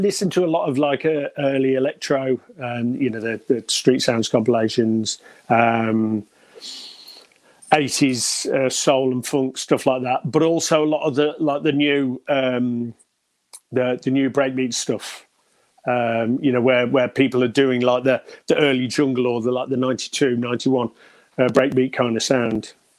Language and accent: English; Stafford, West Midlands, United Kingdom; also born or lived in Bishop's Wood; now in Redditch, United Kingdom; A little place near Wolverhampton called Bishop's Wood. It was a hamlet. It wasn't even a village. It was that tiny. But okay. Moved to Stafford when I was about 10, all around Stafford, and been there ever since until about 2011.